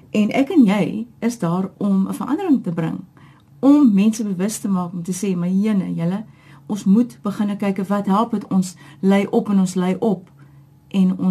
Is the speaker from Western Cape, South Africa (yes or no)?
yes; Cape Town, Western Cape, South Africa; Ek is gebore in Getoe, Kaapenaar. Ek is een van die ek dink bevoorregtes om te sê my hele lewe lank hier gewoon.